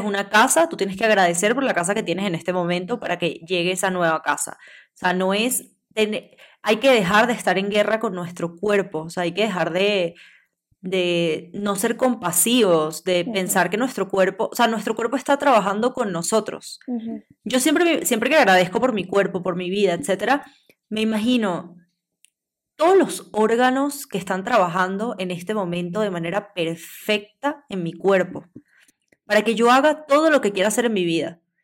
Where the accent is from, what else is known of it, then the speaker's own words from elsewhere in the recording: Venezuela; Nosotros somos de Venezuela